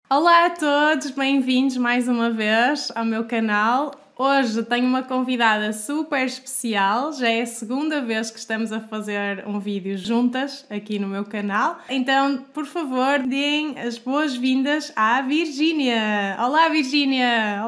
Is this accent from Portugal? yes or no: yes; Porto, Norte, Portugal; do Porto, de onde eu sou